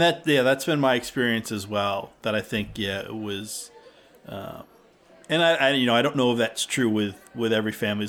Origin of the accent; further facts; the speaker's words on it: New Jersey, United States; now in Massachusetts, United States; I grew up in New Jersey